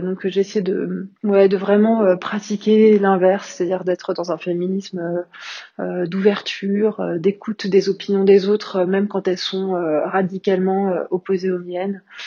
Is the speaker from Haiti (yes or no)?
no; Paris, Île-de-France, France; moved away as an adult; also born or lived in London / Berlin; now in Lamballe, France; Je suis parisienne d'origine, je suis née à Paris, j'ai vécu la plupart de, ma vie